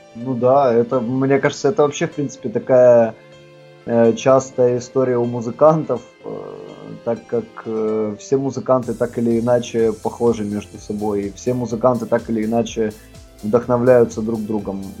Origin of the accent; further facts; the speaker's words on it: Kharkiv, Kharkiv Oblast, Ukraine; Мы выросли в Харькове